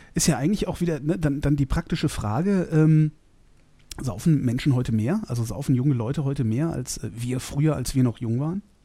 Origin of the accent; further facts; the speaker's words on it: Cologne, North Rhine-Westphalia, Germany; Ich komme ja aus Köln